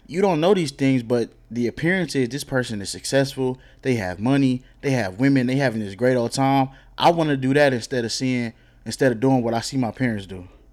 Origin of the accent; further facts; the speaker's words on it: DeSoto, Texas, United States; I'm from DeSoto